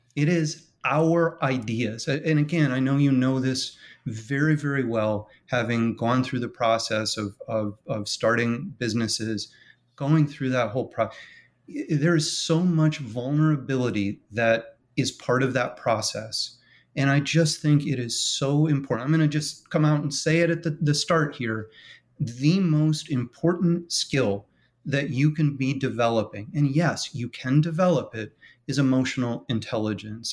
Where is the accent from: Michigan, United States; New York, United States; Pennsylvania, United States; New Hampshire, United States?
Michigan, United States; now in West Palm Beach, United States; when I was a boy growing up in Michigan